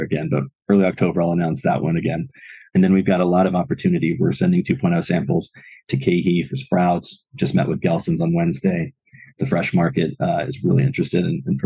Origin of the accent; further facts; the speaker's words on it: Los Angeles, California, United States; I grew up in San Pedro, California